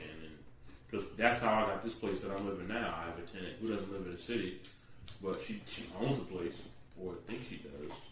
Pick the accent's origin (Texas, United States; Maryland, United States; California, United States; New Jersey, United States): Maryland, United States; Baltimore; around my area, where I grew up on Offer Road, that's in Baltimore as well